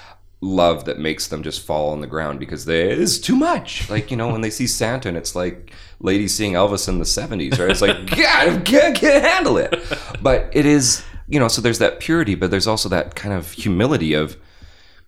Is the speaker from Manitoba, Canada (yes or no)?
yes; Winnipeg, Manitoba, Canada; also born or lived in Bashaw, Alberta / West Coast; now in Calgary, Canada; I was in Winnipeg by the time I was 3